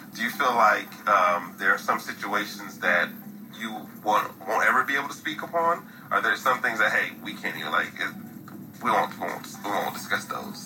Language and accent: English; Midwest, United States; I'm, I'm from the Midwest